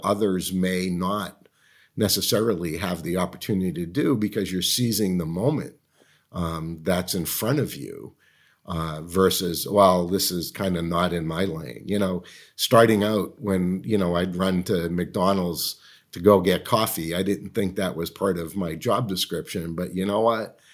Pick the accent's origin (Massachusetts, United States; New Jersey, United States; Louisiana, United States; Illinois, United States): Massachusetts, United States; Medford; moved away as an adult; When I was growing up in Medford, Massachusetts